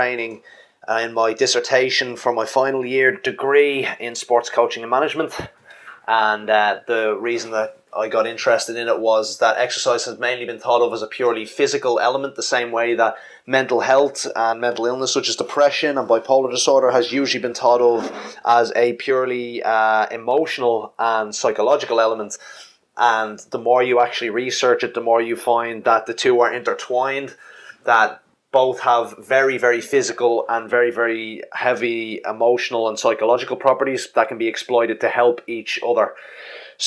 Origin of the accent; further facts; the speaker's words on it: Ireland; I basically run a bricks and mortar gym in my home country of Ireland